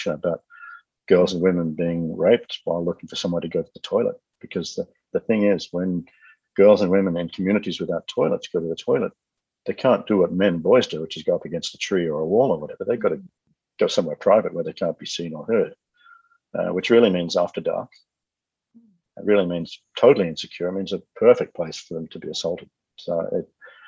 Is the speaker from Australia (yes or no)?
yes; Australia; I'm Australian